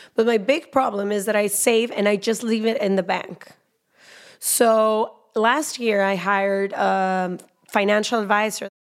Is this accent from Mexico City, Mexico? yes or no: no; Guadalajara, Jalisco, Mexico; I am a Mexican woman. I was born in Guadalajara